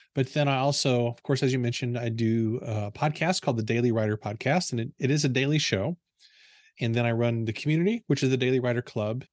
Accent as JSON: {"language": "English", "town": "Potosi", "region": "Missouri", "country": "United States", "tie": "born or raised there", "said": "I grew up in a small town in southeastern Missouri called Potosi"}